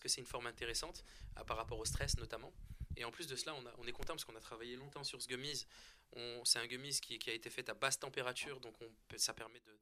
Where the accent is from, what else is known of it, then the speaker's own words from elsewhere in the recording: France; On est français, on est né en France